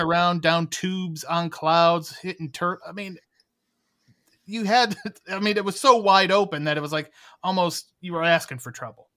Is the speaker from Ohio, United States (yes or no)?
yes; Cleveland, Ohio, United States; my hometown of Cleveland, Ohio